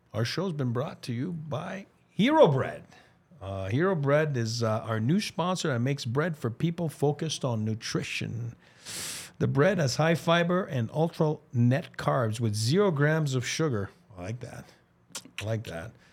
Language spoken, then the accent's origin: English; Montreal, Quebec, Canada; my hometown, the Bell Center in Montreal.